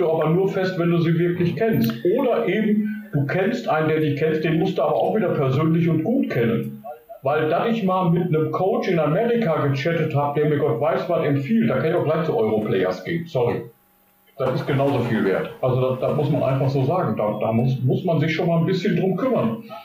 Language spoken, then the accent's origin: German; Germany; wo ich herkomme. Und ich sagte dann, good old Germany